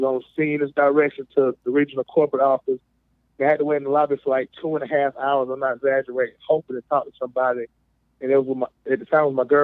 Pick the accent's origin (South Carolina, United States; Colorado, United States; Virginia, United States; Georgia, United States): South Carolina, United States; Greenville County; I'm born and raised in South Carolina, Greenville County